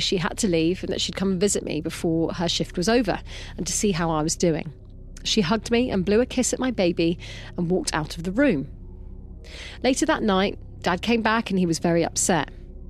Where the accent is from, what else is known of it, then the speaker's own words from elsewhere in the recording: Wales, United Kingdom; Oh, and also I'm Welsh